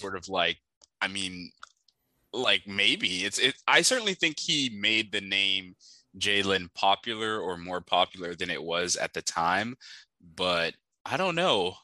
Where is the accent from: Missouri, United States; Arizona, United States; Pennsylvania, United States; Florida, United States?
Florida, United States; Miami; I'm from Miami